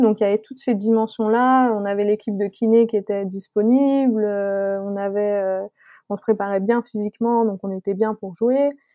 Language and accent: French; Savoy, Auvergne-Rhône-Alpes, France; moved away as an adult; also born or lived in Abilene, Texas; je suis savoyarde et j'ai besoin de, de montagnes.